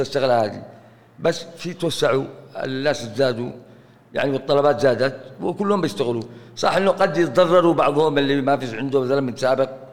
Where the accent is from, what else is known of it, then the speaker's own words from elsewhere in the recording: Aden, Yemen; هنا عندنا في عدن